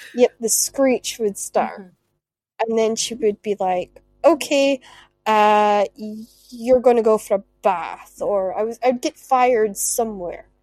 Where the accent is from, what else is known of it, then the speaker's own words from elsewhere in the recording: Shetland, Scotland, United Kingdom; moved away; growing up in Shetland